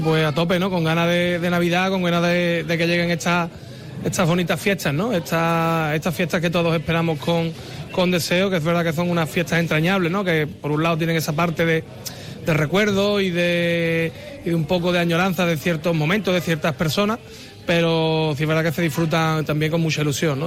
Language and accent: Spanish; Guadalcacín, Andalusia, Spain; mi pueblo